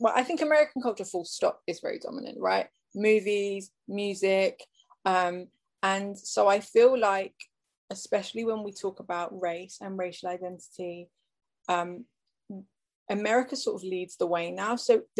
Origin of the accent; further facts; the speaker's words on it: Liverpool, North West England, United Kingdom; I was born in 1989, and I was born in Liverpool in the northwest of England.